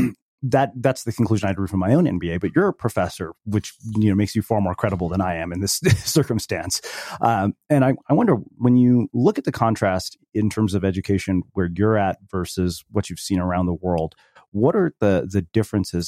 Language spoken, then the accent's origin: English; United States; having been born and brought up in the United States